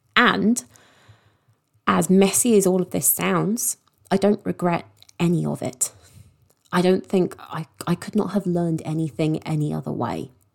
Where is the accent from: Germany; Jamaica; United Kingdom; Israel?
United Kingdom; London; moved away as an adult; also born or lived in Eastbourne; now in Sussex, United Kingdom; I grew up in London and I moved down to Sussex